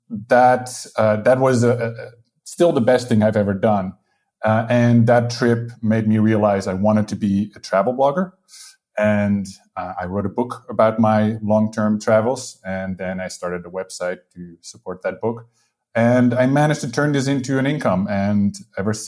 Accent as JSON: {"language": "English", "country": "Netherlands", "also_born_or_lived": "United Kingdom / Spain", "moved": "as an adult", "lives_now": "Portugal", "said": "I'm from the Netherlands, but I lived in the UK for some years. Now I live in Portugal"}